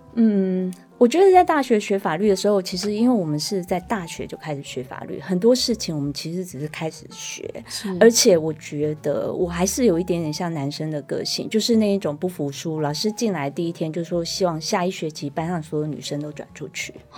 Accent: Taiwan; first language Taiwanese Hokkien; Chinese is a second language; 两个母语是台语的人

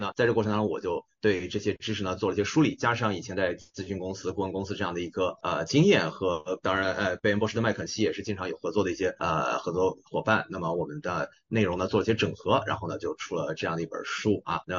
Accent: China; 因为我们举几个很简单的例子，就是我们中国人的菜谱烧菜啊。那一般来说呢，咱们中国的这个文化里面说菜谱烧怎么烧菜呢

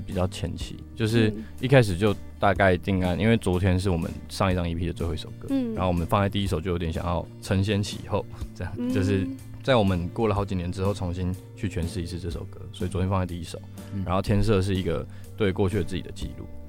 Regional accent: Taichung, Taiwan; moved away as an adult; now in Taipei, Taiwan; 因为我们都是台中人，就是我们台中乐团。然后我们是刚上台北的时候，其实超级迷茫的

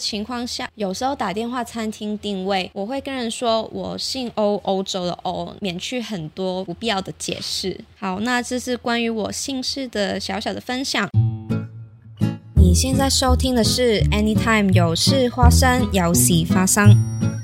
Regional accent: Hong Kong; moved away as an adult; now in Taiwan; 我是香港来，我是香港人，我来台湾念书已经两年了，之前在香港当过一阵子记者

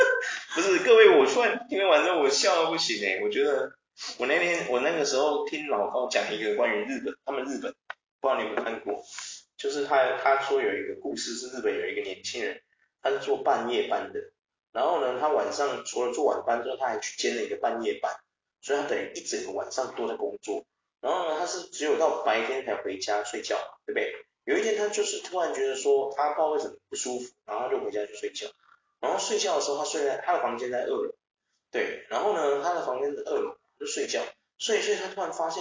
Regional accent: Taiwan; 像我们台湾人，

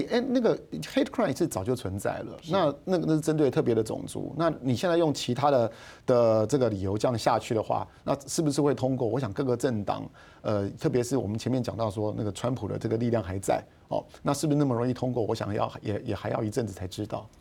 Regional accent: Taiwan; 我们 台湾人在一九八零年代过去投资的时候

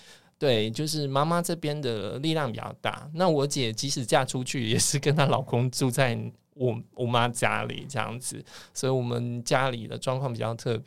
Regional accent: Nantou County, Taiwan; moved away as an adult; 我是老幺，我两个姐姐一个哥哥，然后呃我老家在南投，所以我大概每个月要回家一次。

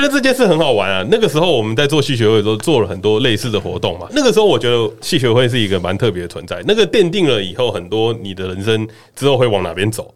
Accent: Taipei, Taiwan; 我其实是在台北生活的， 就是从小在台北生活长大的

